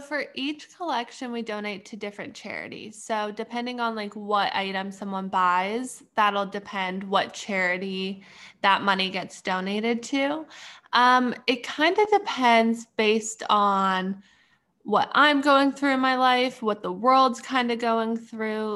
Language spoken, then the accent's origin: English; Canada; moved away as an adult; now in Pittsburgh, United States; I'm from, originally from Canada, but right now I'm going to school in Pittsburgh.